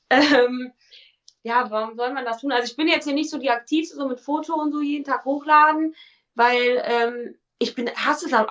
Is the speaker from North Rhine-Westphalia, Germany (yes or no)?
yes; Cologne, North Rhine-Westphalia, Germany; ich bin ein kölsches Mädchen, ich komme aus Köln, ähm, habe eine Klappe am Mund und bin lustig.